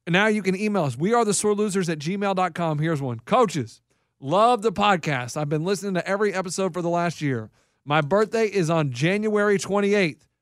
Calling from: Idaho, United States; I'm {S4} calling from Idaho.

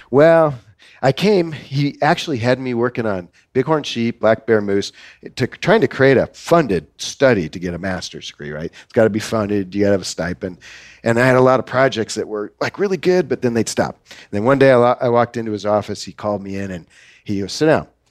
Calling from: Florida, United States; moved away as an adult; also born or lived in Bozeman, Montana; Well, Florida

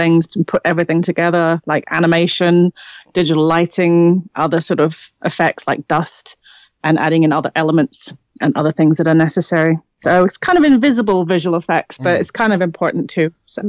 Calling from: Wellington, New Zealand; I'm calling from Wellington in New Zealand. It's 7 o'clock in the evening here.

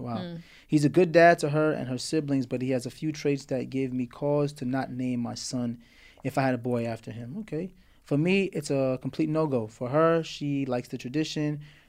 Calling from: Memphis, Tennessee, United States; I'm coming from the great city of Memphis, Tennessee. Tennessee, I grew up in Morristown, Tennessee every summer.

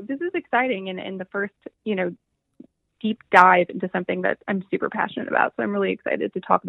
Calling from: Ann Arbor, Michigan, United States; I am calling from Ann Arbor, Michigan, where we are having the best day of the year.

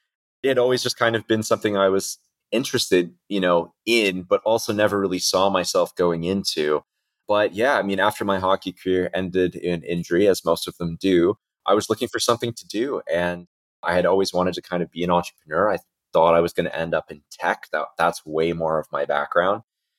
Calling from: Istanbul, Turkey; I am calling in today from Istanbul in Turkey.

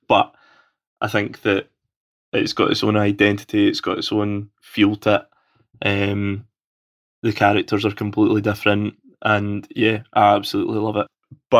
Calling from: Scotland, United Kingdom; I'm coming to you all the way from sunny Scotland. So I apologize if you can't understand my dulcet accent.

